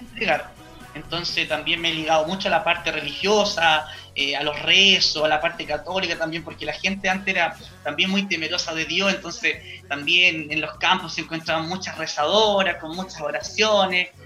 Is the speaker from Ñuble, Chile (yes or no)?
yes; San Carlos, Ñuble, Chile; yo vengo de San Carlos Ñuble, cuna, cuna de la gran …